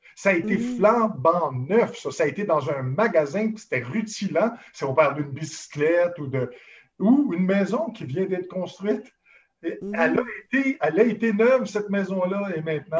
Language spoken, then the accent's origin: French; Montreal, Quebec, Canada; je suis allé me promener dans Verdun, qui est ma ville natale